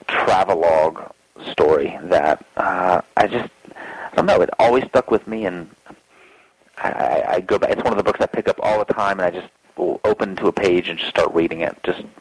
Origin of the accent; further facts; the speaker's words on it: the South, United States; I have just a little southern, I mean, I grew up in the South, so I have a southern streak.